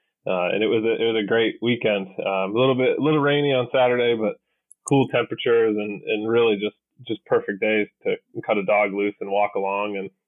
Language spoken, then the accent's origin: English; Northeast, United States; moved away as an adult; also born or lived in Milwaukee, Wisconsin; So I grew up in the Northeast in Massachusetts and Connecticut. I grew up at a diehard Woolrich, Vermont, Massachusetts and Connecticut deer hunter. I grew up on a farm there